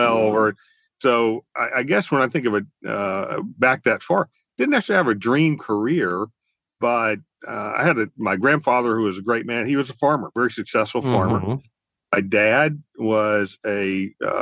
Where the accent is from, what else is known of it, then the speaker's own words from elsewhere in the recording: near Eglin Air Force Base, the panhandle of Florida, United States; I grew up in the panhandle of Florida near Eglin Air Force Base